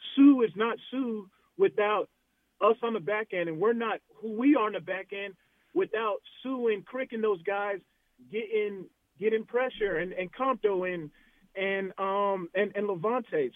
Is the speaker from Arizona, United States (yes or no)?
yes; Arizona, United States; I'm from Arizona